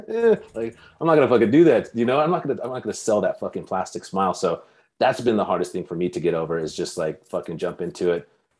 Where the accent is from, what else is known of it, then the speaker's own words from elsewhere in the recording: Bakersfield, California, United States; moved away; My hometown, Bakersfield, California.